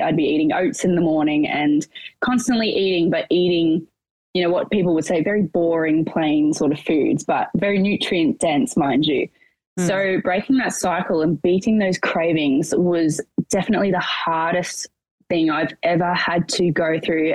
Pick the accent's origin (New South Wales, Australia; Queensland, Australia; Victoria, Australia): Victoria, Australia; Portland; now in Melbourne, Australia; I'm originally from a rural town, southwest Victoria, called Portland